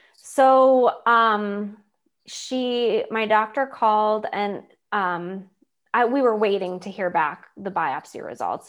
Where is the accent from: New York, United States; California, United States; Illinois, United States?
New York, United States; Lakewood; moved away as an adult; now in Pittsburgh, United States; growing up in Lakewood, New York, and going to Hillcrest